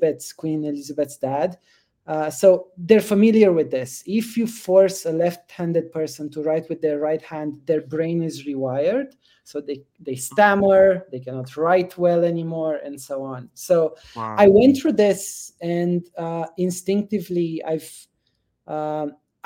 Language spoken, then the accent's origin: English; Romania; moved away; I grew up in Romania just after the communist regime fell